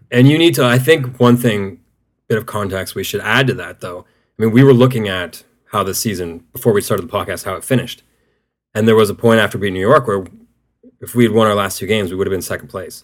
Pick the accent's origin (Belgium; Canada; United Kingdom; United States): Canada; as a Canadian